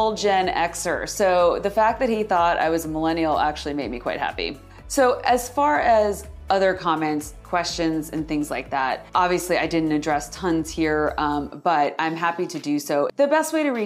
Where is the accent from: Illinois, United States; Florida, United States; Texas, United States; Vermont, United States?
Florida, United States; I grew up in Florida.